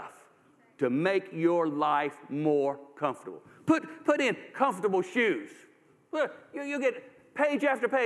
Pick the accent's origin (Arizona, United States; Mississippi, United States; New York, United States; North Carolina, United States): North Carolina, United States; Durham; I grew up in Durham, North Carolina.